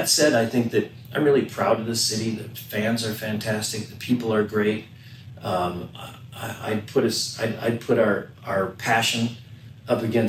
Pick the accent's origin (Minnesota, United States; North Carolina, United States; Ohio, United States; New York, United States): Minnesota, United States; now in Sacramento, United States; I grew up in Minnesota, loved the Minnesota Vikings